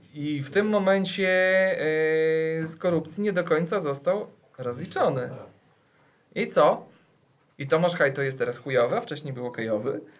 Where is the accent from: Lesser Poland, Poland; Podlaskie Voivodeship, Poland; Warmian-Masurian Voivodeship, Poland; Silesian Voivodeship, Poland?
Podlaskie Voivodeship, Poland; u nas w Podlasiu